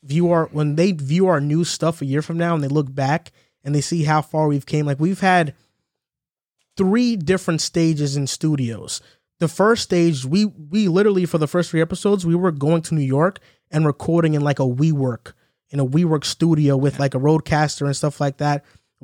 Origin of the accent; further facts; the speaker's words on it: El Salvador; I'm from El Salvador, and he's gonna try to build a beach out.